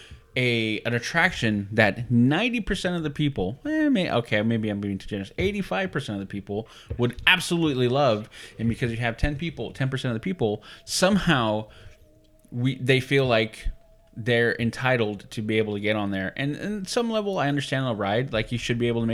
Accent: California, United States; Born and raised in California, love my state.

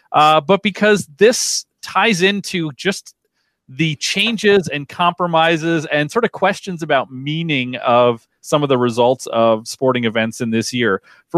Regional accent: southern Minnesota, United States; because I grew up Catholic in southern Minnesota

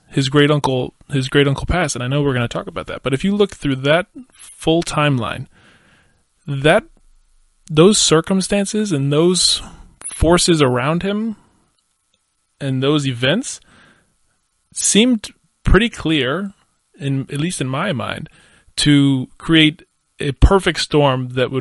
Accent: United States; as an American millennial

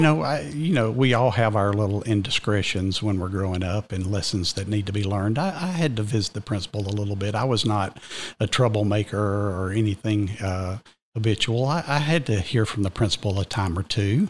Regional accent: Cartersville, Georgia, United States; accent: Georgian brogue; now in Cherokee County, United States; I was raised just west of here in Cartersville, but I came to Reinhardt as an eighteen-year-old freshman and literally never left the county

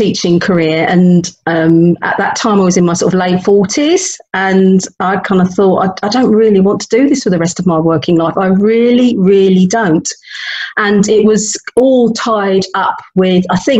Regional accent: London, United Kingdom; moved away as an adult; now in Leicestershire, United Kingdom; I was born and brought up in London, North London.

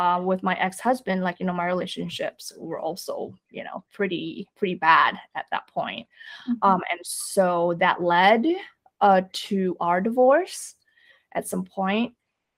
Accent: Indonesia; moved away; I grew up in Indonesia.

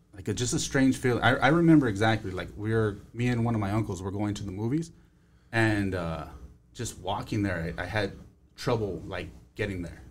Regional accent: Los Angeles, California, United States; I grew up in Northeast. Uh, I grew up in Highland Park in Eagle

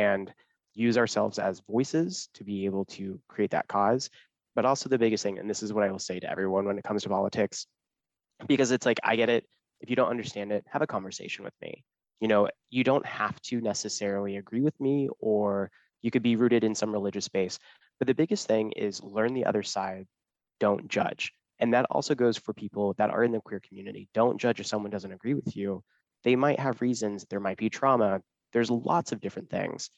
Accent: Kansas, United States; I grew up in a super small town, super religious in Kansas.

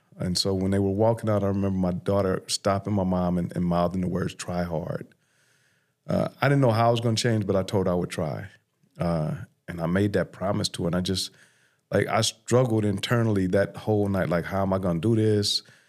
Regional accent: Los Angeles, California, United States; So I grew up in South LA or South Central, now known as South LA, in the 80s.

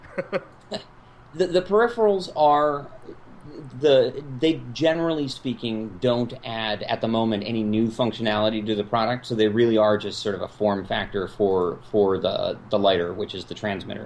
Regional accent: California, United States; now in Chicago, United States; I grew up in California

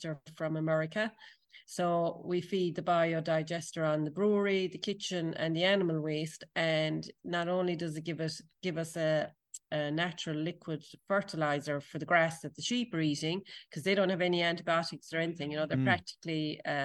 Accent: Tralee, Munster, Ireland; when I was a kid growing up in Tralee

